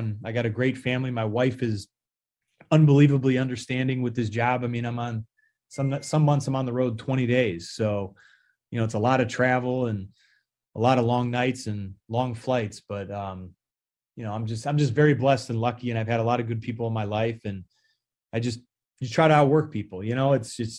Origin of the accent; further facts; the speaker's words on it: Cleveland, Ohio, United States; from my hometown team